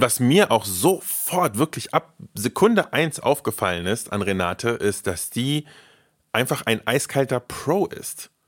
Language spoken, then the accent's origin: German; Berlin, Germany; ich bin zwar nicht in Berlin geboren, aber auf jeden Fall aufgewachsen und zwar in Tempelhof-Schöneberg